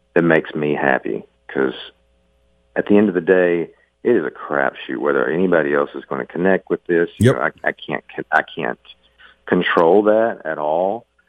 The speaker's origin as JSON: {"language": "English", "region": "the South", "country": "United States", "tie": "born or raised there", "said": "growing up in the South when I did"}